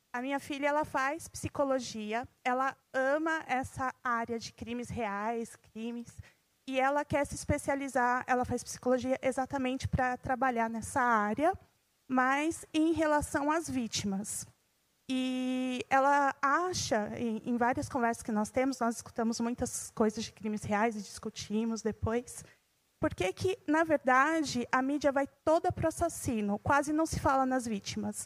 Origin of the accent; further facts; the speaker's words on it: São Paulo, Brazil; sou aqui de São Paulo mesmo